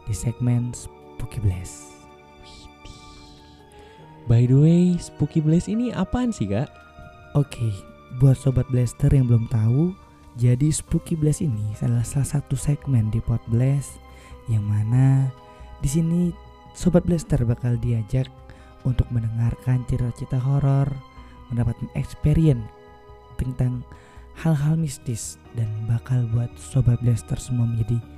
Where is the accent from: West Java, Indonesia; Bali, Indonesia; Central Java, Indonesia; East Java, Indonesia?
Bali, Indonesia; Oke okay banget, apalagi aku dari Bali nih, Fa.